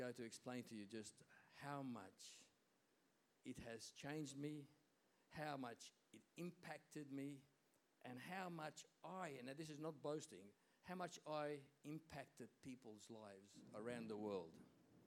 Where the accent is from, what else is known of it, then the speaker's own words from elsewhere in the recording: Hungary; moved away; I was born in Hungary, you know that, and in Hungarians we always used to celebrate Christmas Eve